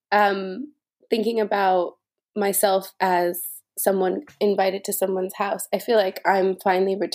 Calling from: London, United Kingdom; I currently am living in London, so I'm calling in from East London.

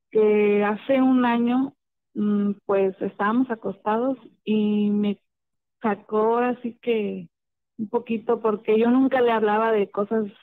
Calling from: Lázaro Cárdenas, Michoacán, Mexico; hablo de Michoacán, Lázaro

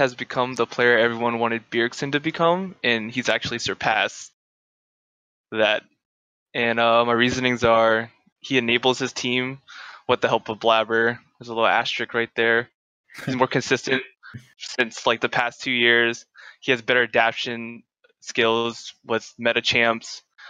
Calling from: Harrisburg, Pennsylvania, United States; Harrisburg, PA.

